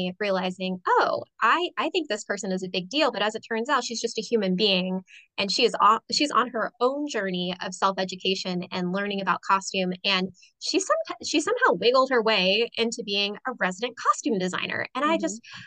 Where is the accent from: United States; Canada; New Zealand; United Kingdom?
United States; Sanford; a theater in my hometown